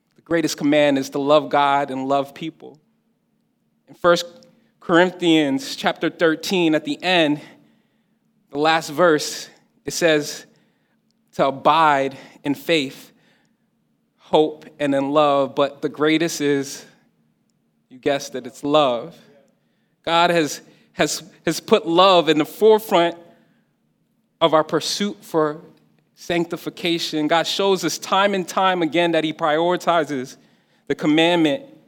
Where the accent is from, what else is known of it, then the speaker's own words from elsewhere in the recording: New Jersey, United States; I'm, I'm, I'm, an adopted New Yorker. You know, I'm, I'm from, I, I live in Jersey. I'm from Jersey.